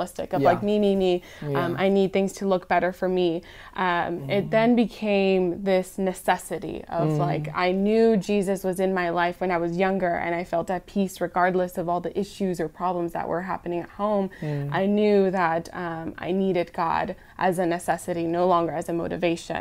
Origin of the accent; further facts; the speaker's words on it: California, United States; moved away; I was born in California, and when we lived there